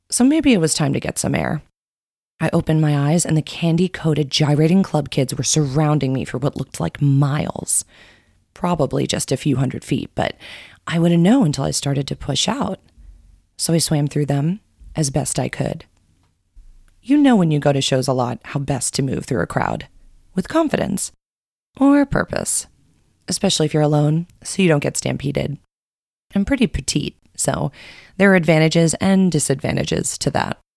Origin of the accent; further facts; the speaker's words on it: Coconut Grove, Florida, United States; from Coconut Grove.